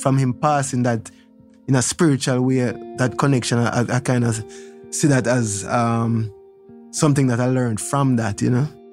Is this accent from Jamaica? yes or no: yes; Kingston, Kingston Parish, Jamaica; I was born in Trenchtown at my house.